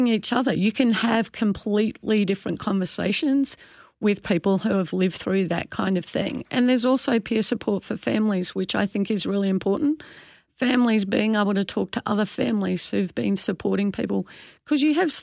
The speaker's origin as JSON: {"language": "English", "country": "Australia", "moved": "yes", "lives_now": "Canada", "said": "I'm an Aussie"}